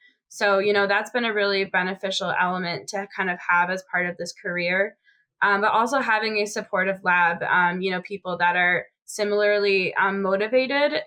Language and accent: English; Boston, Massachusetts, United States; moved away; I'm from Boston